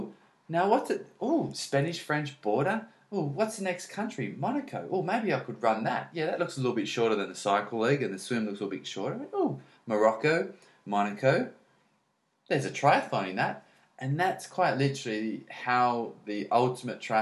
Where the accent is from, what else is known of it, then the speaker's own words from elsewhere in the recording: Australia; I'm Australian, but I don't have a swimming background. I grew up around the corner from a dairy farm, not on the coast